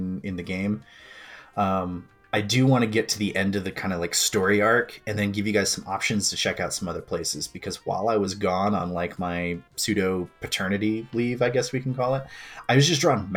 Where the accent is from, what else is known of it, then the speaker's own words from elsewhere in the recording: Maine, United States; I grew up mostly in Maine